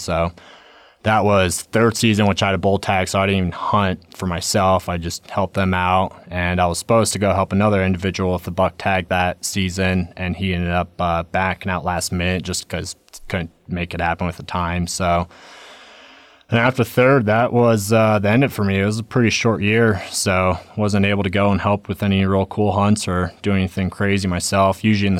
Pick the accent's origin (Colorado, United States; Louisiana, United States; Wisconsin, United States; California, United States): Colorado, United States; Silverthorne; I grew up in Silverthorne, Colorado, so did a second season mule deer hunt up there.